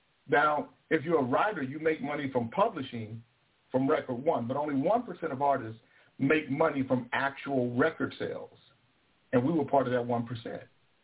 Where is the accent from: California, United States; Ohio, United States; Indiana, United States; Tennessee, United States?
California, United States; moved away as an adult; now in Alaska, United States; Because when I came – you know, I came from California to Alaska through the Air Force.